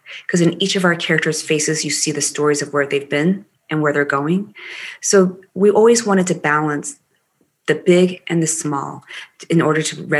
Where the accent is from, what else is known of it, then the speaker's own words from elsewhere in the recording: Maryland, United States; accent: Maryland dialect; I grew up with a Maryland dialect, and, you know, I used to be asked, where are you from?